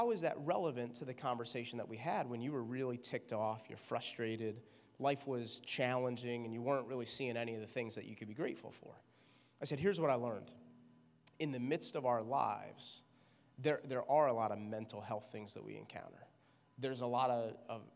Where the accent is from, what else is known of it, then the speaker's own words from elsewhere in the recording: New York, United States; I'm a New Yorker